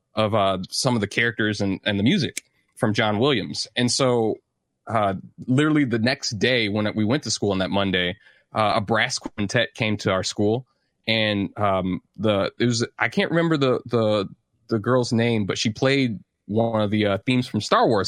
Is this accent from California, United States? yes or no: no; St. Louis, Missouri, United States; I grew up in St. Louis, Missouri